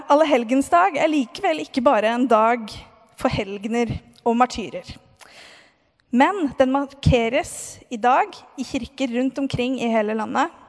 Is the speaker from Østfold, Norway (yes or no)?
yes; Moss, Østfold, Norway; Eh, jeg har vokst opp i Moss, i en kristen familie.